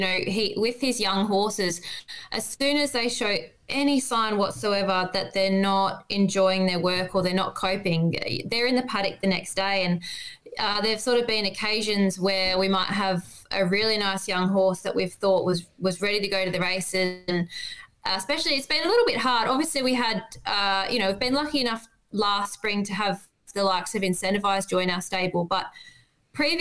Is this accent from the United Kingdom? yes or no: no; Western Australia, Australia; moved away as an adult; now in Victoria, Australia; I grew up in Western Australia and started off over there and worked for some small stables and moved over to Victoria